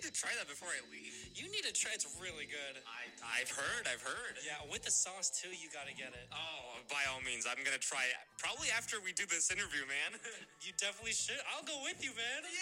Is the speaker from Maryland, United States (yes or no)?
no; San Francisco, California, United States; born or raised there; now in Davis, United States